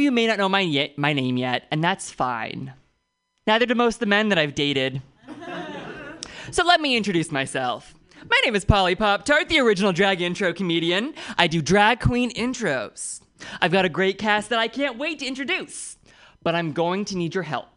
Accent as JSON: {"language": "English", "town": "Oakland", "region": "California", "country": "United States", "said": "I'm from Oakland, which means I dodged 3 bullets"}